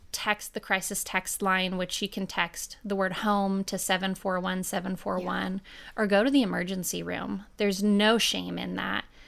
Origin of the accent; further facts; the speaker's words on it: Oregon, United States; now in Nashville, United States; I was born and raised in Oregon in a really beautiful community on the dry side of the state.